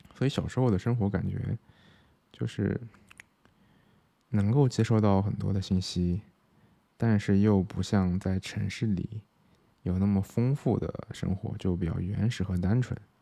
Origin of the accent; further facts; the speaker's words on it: Xinjiang, China; moved away as an adult; now in Chengdu, China; 我是在新疆出生的